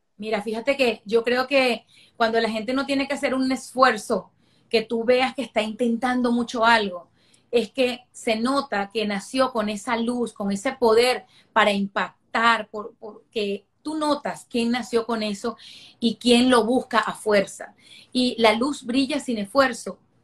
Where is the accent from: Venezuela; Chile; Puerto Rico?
Venezuela; moved away as an adult; also born or lived in Caracas / London; now in Miami, United States; yo soy una venezolana que lo tuve todo en Venezuela. Yo eh, crecí en un hogar clase media